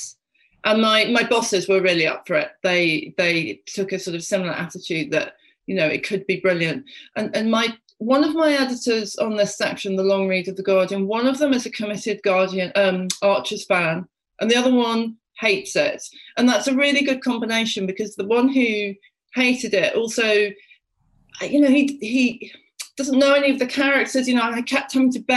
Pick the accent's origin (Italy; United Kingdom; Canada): United Kingdom; Stoke-on-Trent, West Midlands; I'm from the Midlands. I'm from the North Midlands. I'm from Stoke